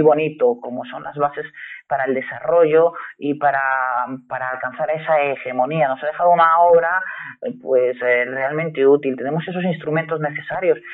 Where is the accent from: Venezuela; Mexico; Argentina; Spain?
Spain